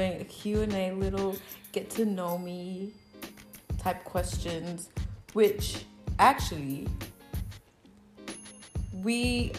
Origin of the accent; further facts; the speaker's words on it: Kenya; moved away as an adult; now in Canada; I'm born and raised in Kenya. 254.